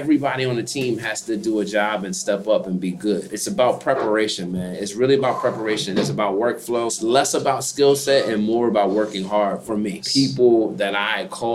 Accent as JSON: {"language": "English", "town": "Philadelphia", "region": "Pennsylvania", "country": "United States", "tie": "born or raised there", "said": "Philly session where I grew up"}